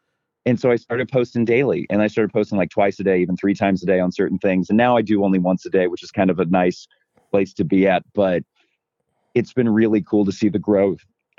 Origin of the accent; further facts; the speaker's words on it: Midwest, United States; Thankfully, I'm from the Midwest, and there's a few things that you can make me do that I don't want to.